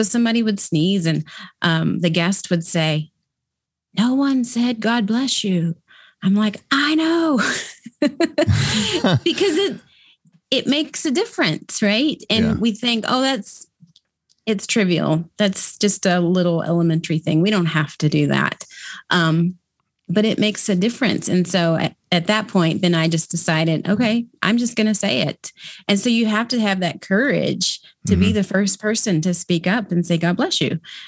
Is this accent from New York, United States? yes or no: no; Kentucky, United States; I was raised in Kentucky, so it was common for us to do it there. But when we moved to the Midwest, it didn't happen.